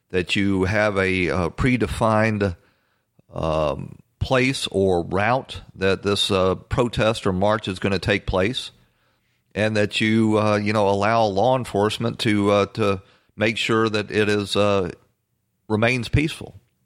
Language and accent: English; Atlanta, Georgia, United States; in Atlanta, my hometown